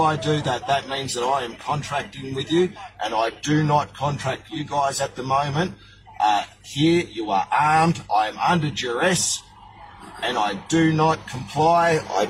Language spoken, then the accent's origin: English; Australia; I am an Australian man standing.